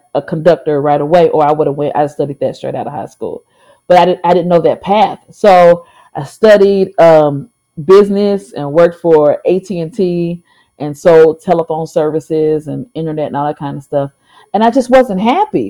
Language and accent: English; St. Louis, Missouri, United States; I am from St. Louis, Missouri.